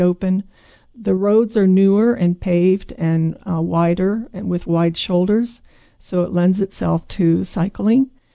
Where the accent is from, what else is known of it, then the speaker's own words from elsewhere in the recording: eastern Hokkaido, Japan; now in Oregon, United States; I grew up in eastern Hokkaido